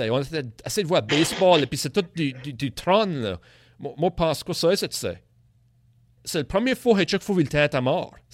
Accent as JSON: {"language": "French", "region": "Acadia", "country": "Canada", "said": "On est tous des Acadiens et tout ça, mais c'était différent dynamique à l'époque-là."}